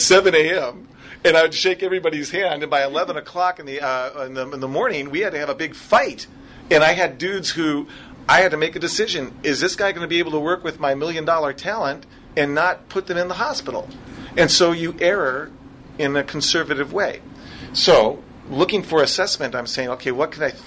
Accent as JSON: {"language": "English", "region": "Minnesota", "country": "United States", "said": "I'm from Minnesota, so that's what I sound like when I'm asking questions"}